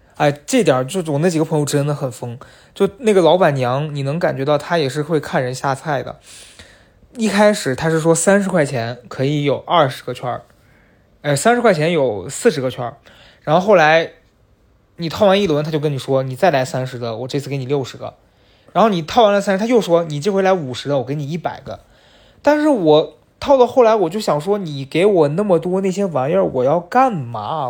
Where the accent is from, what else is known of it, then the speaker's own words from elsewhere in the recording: northwestern China, China; now in Beijing, China; 毕竟我是在西北长大